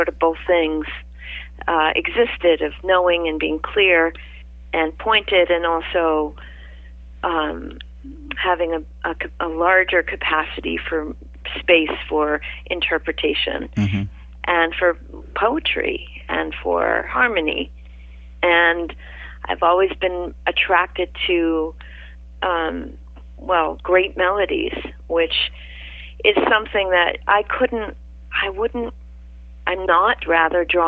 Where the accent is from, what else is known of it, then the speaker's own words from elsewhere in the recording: Maine, United States; moved away as an adult; also born or lived in New York City / Bronx; I grew up in Maine